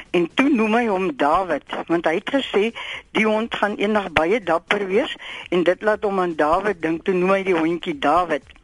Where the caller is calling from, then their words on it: Stilfontein, North West, South Africa; Ja. Ehm um, Amore, my prentjie … van Stilfontein.